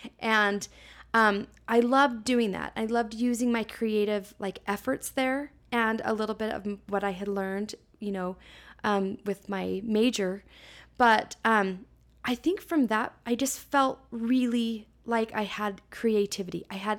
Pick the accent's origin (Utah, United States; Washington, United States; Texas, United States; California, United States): Utah, United States; Salt Lake City; So I was born and raised here in Salt Lake.